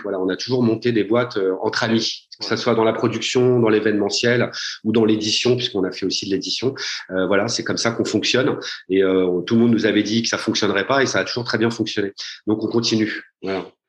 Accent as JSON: {"language": "French", "town": "Paris", "region": "Île-de-France", "country": "France", "said": "je suis parisien"}